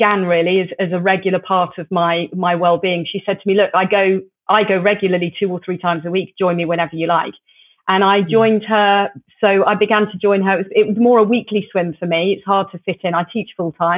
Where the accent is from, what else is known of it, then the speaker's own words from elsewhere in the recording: Plymouth, South West England, United Kingdom; I grew up in Plymouth